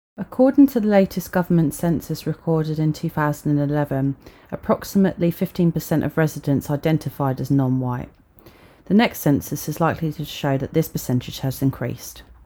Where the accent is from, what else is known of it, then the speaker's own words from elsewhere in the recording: Sussex, South East England, United Kingdom; As a young mixed race girl growing up in Sussex during the 90s